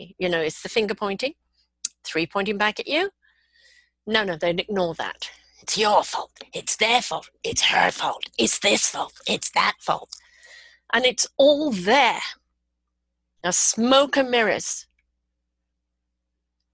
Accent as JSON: {"language": "English", "country": "Canada", "said": "I'm Canadian"}